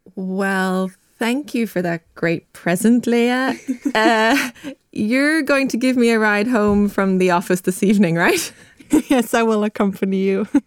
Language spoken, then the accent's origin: English; Ireland; moved away; my home country, Ireland.